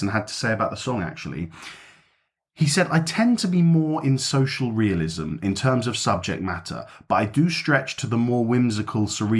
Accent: London, United Kingdom; moved away; my hometown

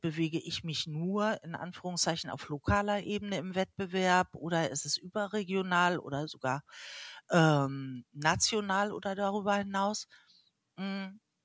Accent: Hamburg, Germany; ich komme aus Hamburg

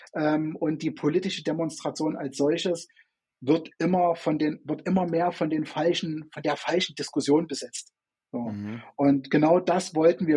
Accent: Chemnitz, Saxony, Germany; bin in, äh, in Chemnitz oder damals Karl-Marx-Stadt hieß es ja noch, vor der Wende geboren

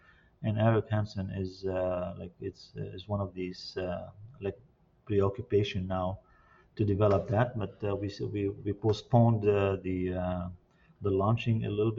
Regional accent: Lebanon; now in Canada; And personally, I came from Lebanon in 1976, and I connected here with the Quebec, at an early young age

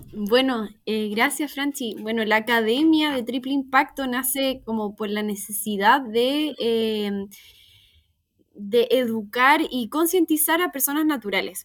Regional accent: Viña del Mar, Valparaíso, Chile; also born or lived in Valdivia / Concepción; yo nací en Valdivia, eh, mi familia se formó en Valdivia y luego nos vinimos a, Viña y pasamos por Conce y después Viña, cuando yo tenía, no sé, cinco años, así que la verdad también soy viña marina de corazón

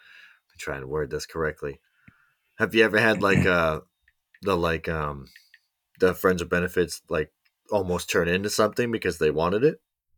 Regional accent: Mississippi, United States; Michigan, Mississippi. I'm from Mississippi.

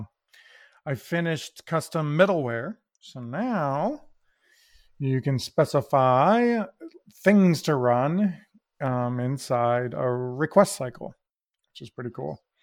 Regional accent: Toledo, Ohio, United States; we're from Toledo

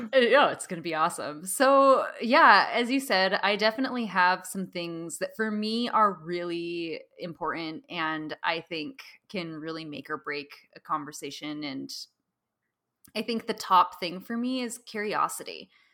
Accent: Pacific Northwest, United States; now in San Francisco, United States; I grew up in the Pacific Northwest

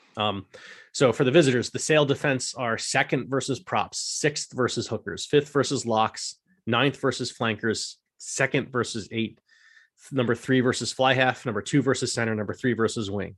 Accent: United States; we're stereotypically American in some ways

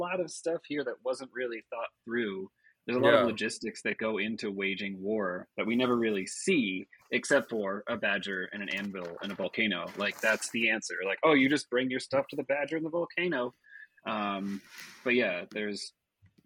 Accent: United States; my memory of this is as an American child

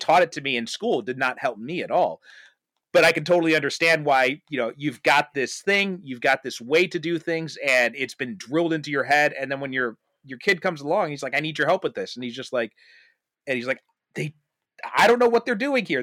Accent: United States; I grew up in America, I went to American schools, I didn't pick up his British accent

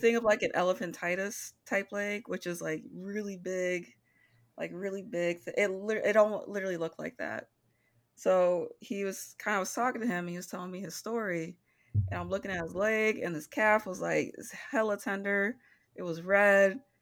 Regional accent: Midwest, United States; I am born and bred in the Midwest.

